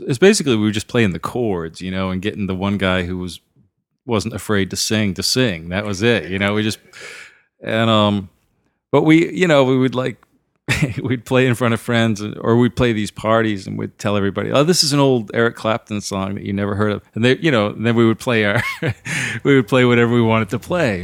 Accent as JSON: {"language": "English", "region": "southern Maine", "country": "United States", "tie": "born or raised there", "moved": "yes", "lives_now": "Nashville, United States", "said": "I grew up in a little tiny sort of mill town in, uh, southern Maine. right on the New Hampshire border"}